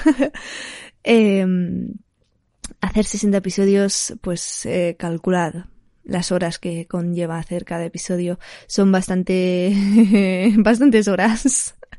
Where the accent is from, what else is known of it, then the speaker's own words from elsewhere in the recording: Barcelona, Catalonia, Spain; soy de Barcelona.